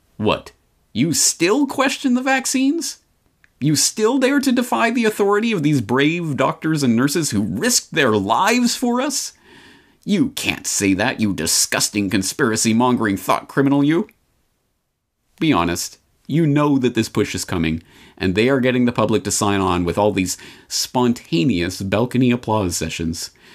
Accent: Canada; I'm Canadian by birth

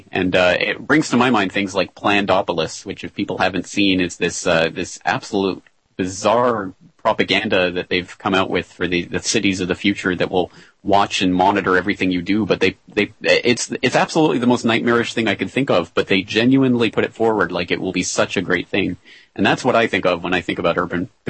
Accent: Canada; now in Japan; a Canadian living in Japan

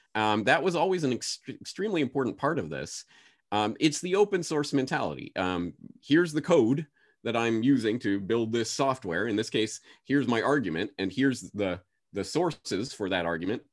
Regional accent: Canada; moved away as an adult; now in Japan; I'm a Canadian citizen, so got my Canadian passport.

